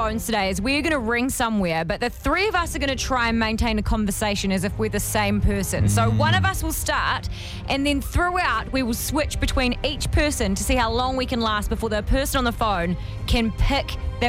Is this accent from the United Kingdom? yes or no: no; Timaru, Canterbury, New Zealand; we're going to ring my hometown of Timaru.